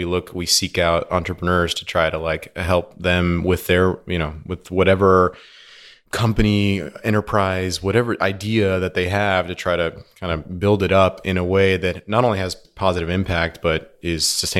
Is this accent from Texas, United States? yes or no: yes; Houston, Texas, United States; also born or lived in Argentina; So I was born in Houston.